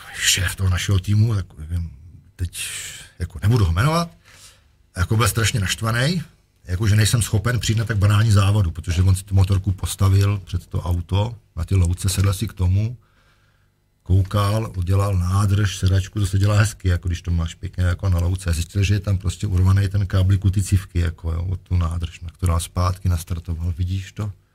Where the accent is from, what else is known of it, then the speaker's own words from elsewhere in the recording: Czechia; jsem Čech